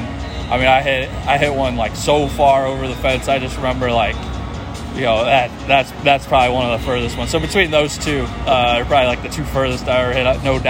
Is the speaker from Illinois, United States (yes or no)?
yes; Chicago, Illinois, United States; moved away as an adult; also born or lived in Louisville; growing up in Chicago